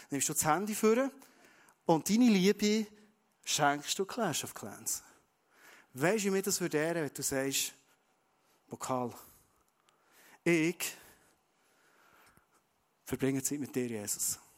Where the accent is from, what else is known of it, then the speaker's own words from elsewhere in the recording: Bern, Switzerland; Dann sage ich, ja, ich bin ein Berner, ich bin ein Schweizer